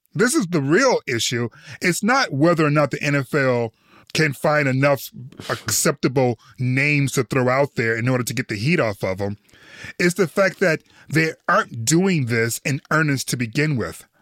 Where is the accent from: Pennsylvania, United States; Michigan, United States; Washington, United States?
Michigan, United States; Detroit; what I grew up with in Detroit